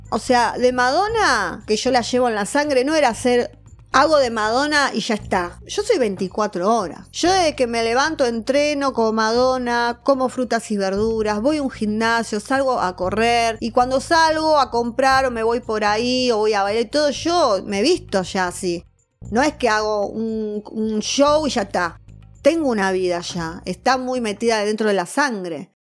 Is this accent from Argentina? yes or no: yes; Buenos Aires, Argentina; yo nací en el Salaberry, en el hospital, capital